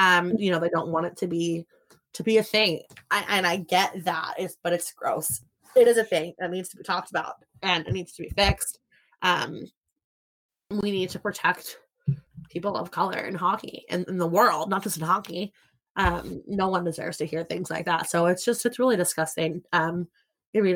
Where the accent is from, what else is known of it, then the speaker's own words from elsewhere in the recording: outside of Philadelphia, Pennsylvania, United States; also born or lived in South Jersey / Chicago; I grew up outside of Philadelphia